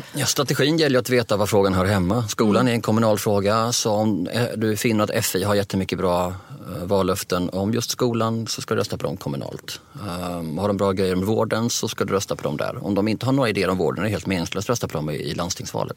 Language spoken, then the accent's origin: Swedish; Sweden